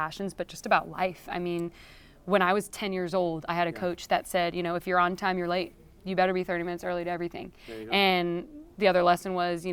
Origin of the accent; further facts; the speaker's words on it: California, United States; I'm from California, so I'm not backroads country southern girl.